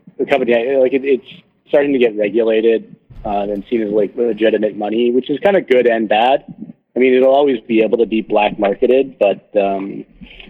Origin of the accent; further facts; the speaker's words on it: Canada; I'm a Canadian as well